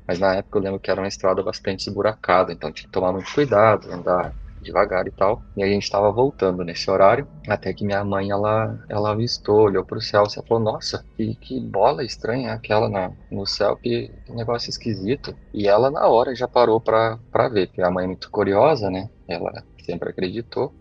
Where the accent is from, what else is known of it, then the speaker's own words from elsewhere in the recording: São Paulo, Brazil; also born or lived in Itaberá; tenho 33 anos, sou aqui de São Paulo, capital